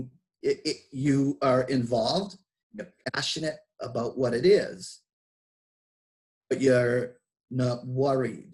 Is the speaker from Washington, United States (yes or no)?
no; Boston, Massachusetts, United States; accent: Boston; my Boston accent